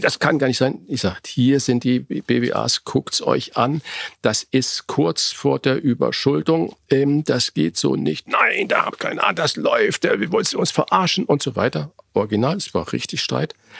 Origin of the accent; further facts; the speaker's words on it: Germany; wir Deutschen